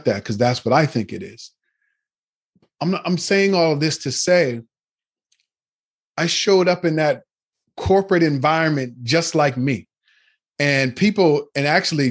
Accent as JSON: {"language": "English", "region": "Nova Scotia", "country": "Canada", "tie": "born or raised there", "moved": "as an adult", "lives_now": "Toronto, Canada", "said": "I grew up in Nova Scotia, which is the east part of Canada"}